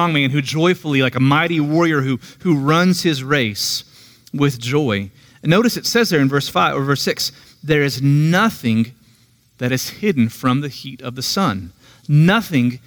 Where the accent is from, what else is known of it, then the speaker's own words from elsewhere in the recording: Tulsa, Oklahoma, United States; now in Tahlequah, United States; I'm originally from Tulsa. I grew up near 11th and Mingo